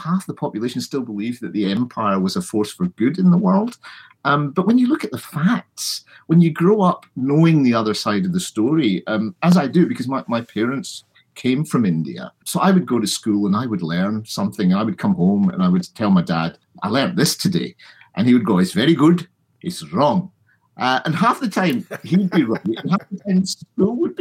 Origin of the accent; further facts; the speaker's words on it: Glasgow, Scotland, United Kingdom; also born or lived in London; my parents moved to Scotland when I was about two or three.